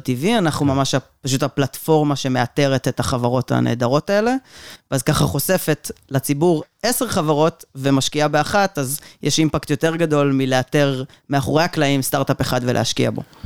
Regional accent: Omer, Southern District, Israel; also born or lived in Kibbutz Lahav; בגיל שנתיים כבר ההורים שלי עברו לעומר, ואת רוב הילדות שלי העברתי בעומר

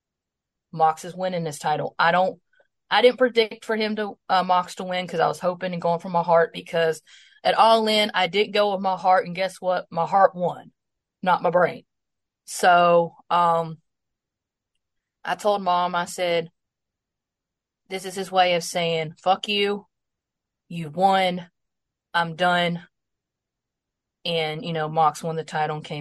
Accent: Greenville, South Carolina, United States; my hometown of Greenville, South Carolina

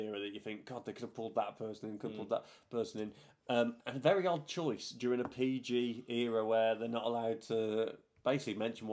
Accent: United Kingdom; a British fan

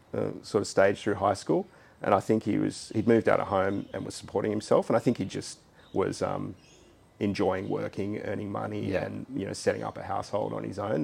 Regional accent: Sydney, New South Wales, Australia; I grew up in Hunters Hill okay. on the western shores of the harbour.

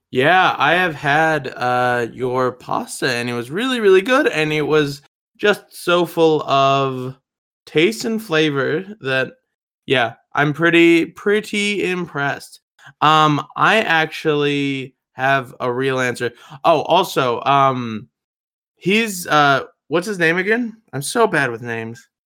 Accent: Denver, Colorado, United States; I'm from Denver, Colorado

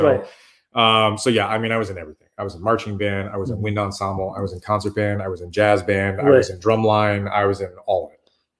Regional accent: Laguna Niguel, California, United States; also born or lived in Las Vegas; I grew up in Laguna Niguel, okay, in Orange County.

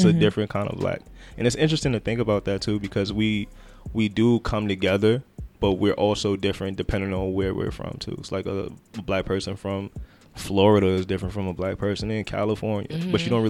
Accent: Jamaica; also born or lived in Brooklyn, New York; now in New York, United States; because I'm Jamaican

